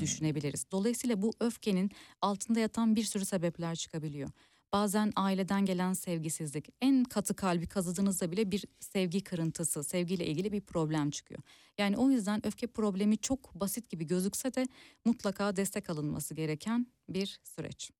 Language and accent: Turkish; Turkey